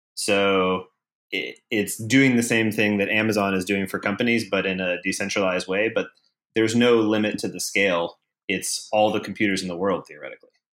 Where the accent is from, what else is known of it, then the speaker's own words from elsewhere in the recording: Atlanta, Georgia, United States; moved away as an adult; now in San Francisco, United States; I'm from Atlanta. I moved to San Francisco about six and a half years ago